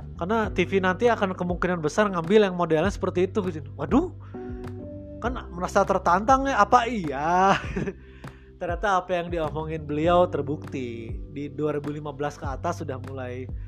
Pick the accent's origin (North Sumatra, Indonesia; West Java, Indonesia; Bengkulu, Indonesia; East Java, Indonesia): West Java, Indonesia; Bandung; saya dari mana dari Bandung